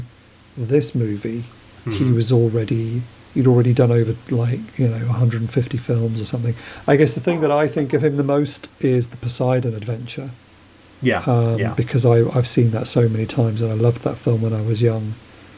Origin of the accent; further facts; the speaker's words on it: Wolverhampton, West Midlands, United Kingdom; growing up in Wolverhampton, where life was pretty grey